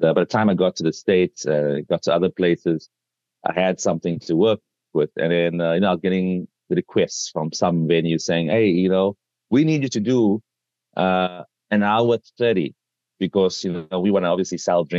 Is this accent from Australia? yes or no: no; South Africa; my home country, South Africa